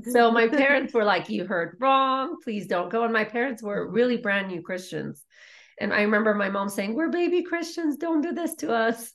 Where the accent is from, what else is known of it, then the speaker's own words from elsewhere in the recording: Iran; moved away; I was raised in war in Iran